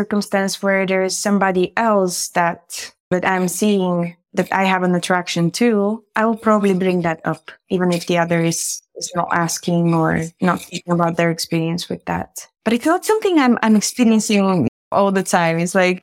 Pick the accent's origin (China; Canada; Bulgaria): Bulgaria; moved away; I grew up in Bulgaria